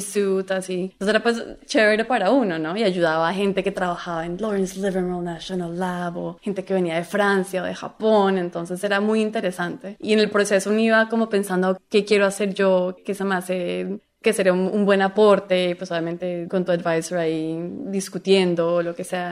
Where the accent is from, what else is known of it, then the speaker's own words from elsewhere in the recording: Colombia; moved away as an adult; now in United States; yo soy colombiana